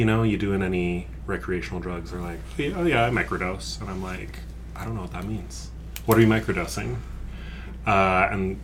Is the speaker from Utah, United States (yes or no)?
yes; Utah, United States; I grew up here in Utah